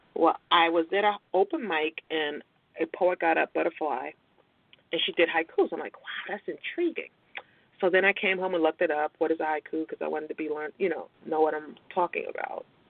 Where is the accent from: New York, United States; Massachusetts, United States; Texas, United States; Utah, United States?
New York, United States; Brooklyn; now in Virginia, United States; I'm originally from Brooklyn, New York. Brooklyn's in the house.